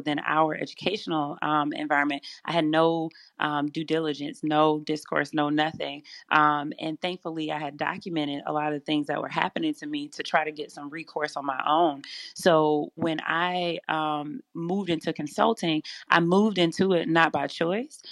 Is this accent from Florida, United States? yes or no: no; Selma, Alabama, United States; moved away as an adult; also born or lived in Louisiana; my hometown of Selma, Alabama